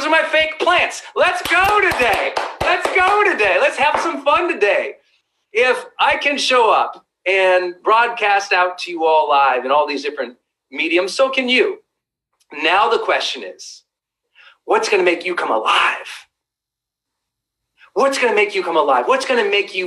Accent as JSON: {"language": "English", "region": "Montana", "country": "United States", "tie": "born or raised there", "said": "I'm a kid from Montana."}